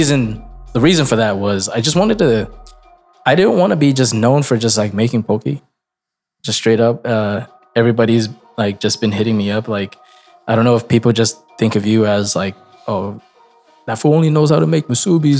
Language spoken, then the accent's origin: English; Ilocos Region, Philippines; I'm an Ilocano first before I'm Filipino.